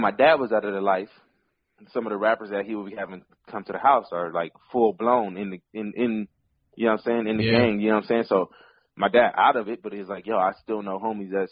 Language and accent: English; Pasadena, California, United States; I'm from Pasadena